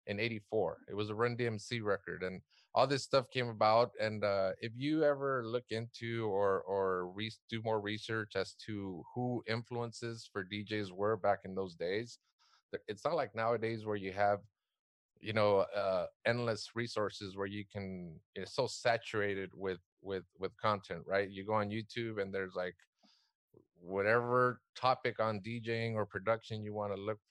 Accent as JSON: {"language": "English", "town": "South Gate", "region": "California", "country": "United States", "tie": "born or raised there", "said": "I grew up in Southgate, which is what, about 10 miles what's west east"}